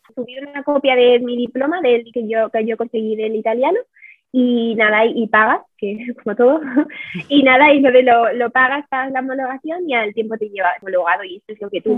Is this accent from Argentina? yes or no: no; Madrid, Community of Madrid, Spain; moved away as an adult; now in Ticino, Switzerland; soy de Madrid